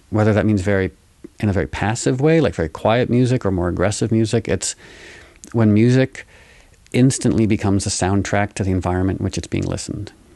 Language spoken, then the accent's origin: English; New York, United States; growing up in New York